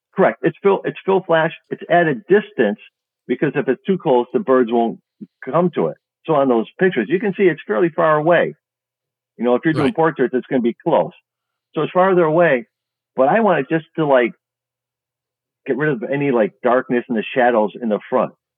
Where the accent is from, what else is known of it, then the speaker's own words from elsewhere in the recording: Chicago, Illinois, United States; I'm from Chicago